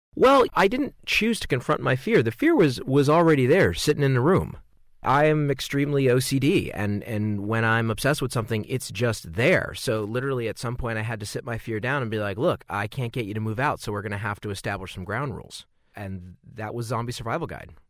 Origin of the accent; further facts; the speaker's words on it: Southern California, United States; growing up in Southern California